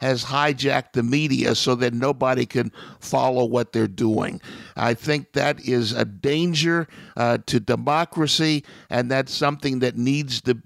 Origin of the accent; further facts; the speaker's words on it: Ohio, United States; my hometown in Ohio